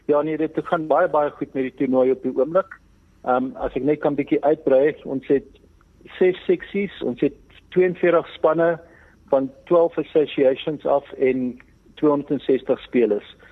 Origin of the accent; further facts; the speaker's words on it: Northern Transvaal, South Africa; Ek kom selfs van van Noord-Transvaal af, Northern Sussex ons bekend is.